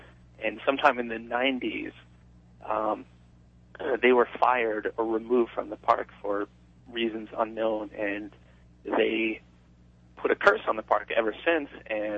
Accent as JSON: {"language": "English", "region": "Rhode Island", "country": "United States", "tie": "born or raised there", "said": "growing up in Rhode Island"}